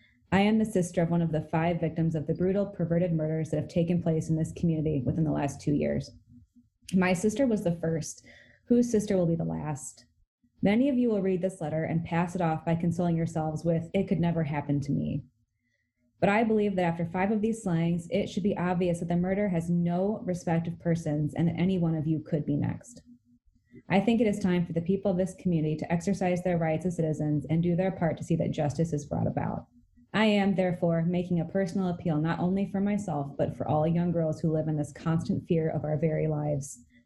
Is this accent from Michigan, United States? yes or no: yes; Michigan, United States; Like you're a kid growing up in Michigan. That's where you want to go to college, you know?